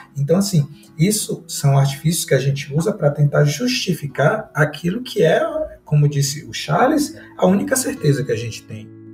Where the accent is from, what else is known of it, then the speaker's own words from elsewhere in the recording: Northeast Region, Brazil; eu sou do Nordeste